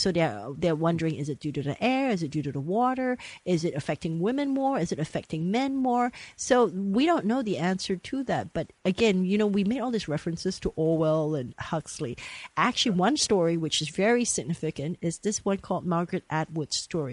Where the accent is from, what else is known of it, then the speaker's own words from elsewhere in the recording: Malaysia; I grew up in Malaysia but we cling to the old ways